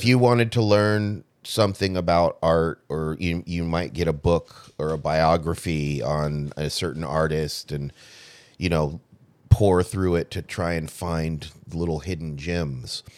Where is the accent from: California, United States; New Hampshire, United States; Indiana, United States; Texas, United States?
California, United States; Southern; I grew up in Southern California, you know, L A, Hollywoods out there